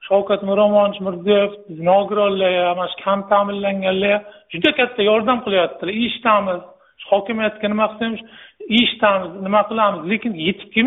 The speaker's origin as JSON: {"language": "Uzbek", "town": "Qarshi", "region": "Qashqadaryo Region", "country": "Uzbekistan", "tie": "born or raised there", "said": "o'zim qarshi shahrida tug'ilib qarshi shahrida o'sib katta bo'lganman"}